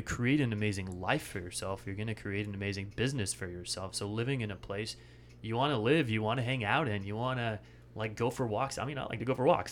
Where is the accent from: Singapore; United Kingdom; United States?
United States; Bellingham, Washington; moved away as an adult; also born or lived in San Francisco Bay Area; now in Austin, United States; I grew up right outside of Vancouver, British Columbia, Bellingham, Washington